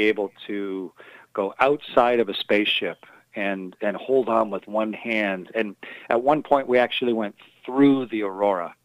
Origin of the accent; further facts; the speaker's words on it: Sarnia and Milton, Ontario, Canada; moved away as an adult; also born or lived in Russia / United States; I was born in Sarnia, and then my folks have a farm near Milton, so I was raised in those two places